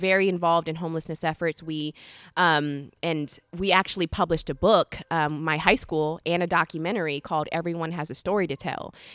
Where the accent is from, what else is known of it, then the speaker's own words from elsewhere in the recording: Orlando, Florida, United States; moved away as an adult; now in Sacramento, United States; I grew up in the South